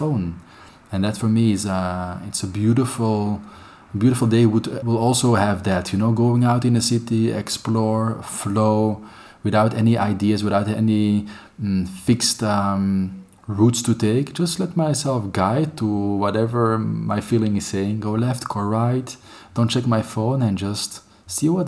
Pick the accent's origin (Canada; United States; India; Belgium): Belgium; Antwerp, Flanders; moved away as an adult; now in Barcelona, Spain; I'm from Antwerp, the most beautiful city of Belgium